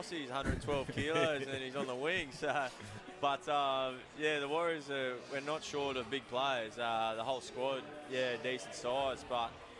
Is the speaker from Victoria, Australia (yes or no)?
no; 2 hours north of Newcastle, New South Wales, Australia; moved away as an adult; now in Auckland, New Zealand; Newcastle is basically my hometown team. I grew up an hour and a half, 2 hours north of there